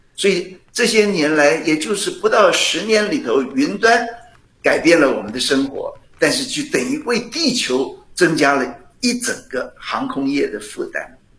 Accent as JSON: {"language": "Chinese", "region": "Penghu County", "country": "Taiwan", "tie": "born or raised there", "moved": "yes", "said": "我小时候在澎湖"}